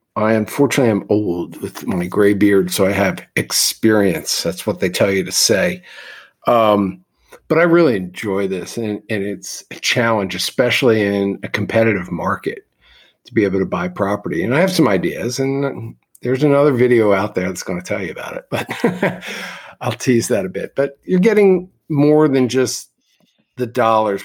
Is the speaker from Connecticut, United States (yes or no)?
no; Philadelphia, Pennsylvania, United States; I am from the East Coast in Philadelphia, where my grandfather owned real estate. My parents were both in the real estate business.